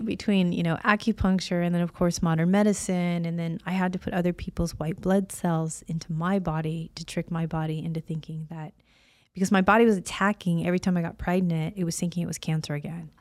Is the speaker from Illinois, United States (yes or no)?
yes; Illinois, United States; moved away as an adult; also born or lived in Florida; now in California, United States; I was raised on a really small corn farm in Illinois